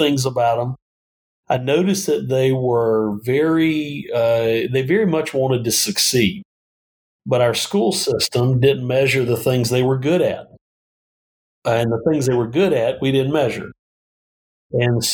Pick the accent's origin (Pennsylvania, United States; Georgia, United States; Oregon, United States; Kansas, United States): Georgia, United States; Northeast; accent: Southern twang; now in Phoenix, United States; I grew up in Northeast Georgia.